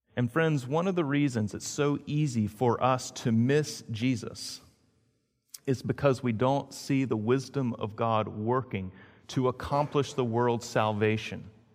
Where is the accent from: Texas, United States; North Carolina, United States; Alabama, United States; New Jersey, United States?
North Carolina, United States; Greensboro; Now, as a kid, I grew up in Greensboro, North Carolina. That was, I originally started there and then moved to Greenville, North Carolina.